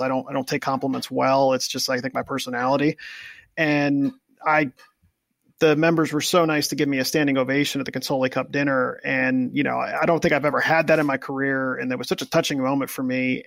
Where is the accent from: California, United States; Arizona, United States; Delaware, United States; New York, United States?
Delaware, United States; Wilmington; also born or lived in Columbus, Ohio; I grew up in Wilmington, Delaware. Uh, I was born in Columbus, Ohio, but I've lived in I lived in Delaware since I was two years old.